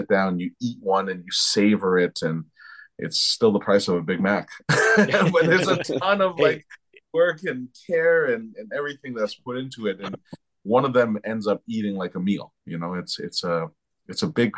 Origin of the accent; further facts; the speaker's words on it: Toronto, Ontario, Canada; also born or lived in France; I was raised in Toronto. I grew up in Toronto